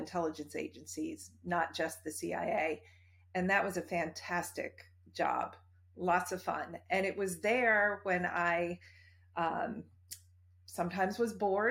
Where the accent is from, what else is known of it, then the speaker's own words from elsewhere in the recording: near Boston, closer to Cape Cod, Massachusetts, United States; moved away as an adult; also born or lived in Washington, D.C.; I grew up near Boston, actually closer to Cape Cod.